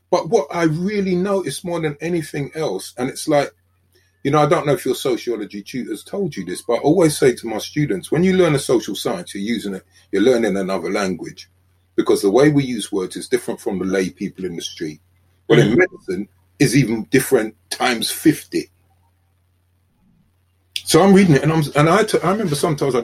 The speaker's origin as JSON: {"language": "English", "region": "London", "country": "United Kingdom", "said": "I'm from South London"}